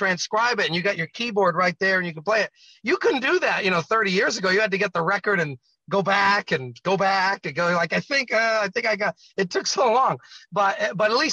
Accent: Rhode Island, United States; my home state of Rhode Island

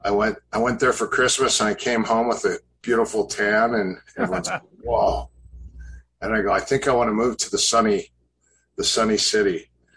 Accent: Coon Rapids, Minnesota, United States; moved away as an adult; now in California, United States; I was born and raised in Coon Rapids, Minnesota. And at 19, I packed my bags to come to California for martial arts with Dan and Asano and college and modeling and acting

